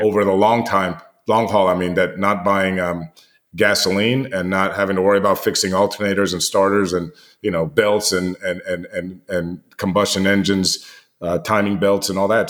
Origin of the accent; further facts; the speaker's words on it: United States; you and I grew up with here in the United States